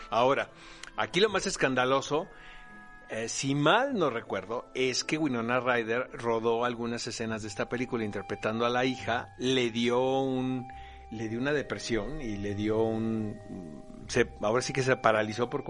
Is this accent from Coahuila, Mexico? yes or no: no; Tijuana, Baja California, Mexico; accent: Speedy González; me quitó el acento de Speedy González cuando yo llegué de Tijuana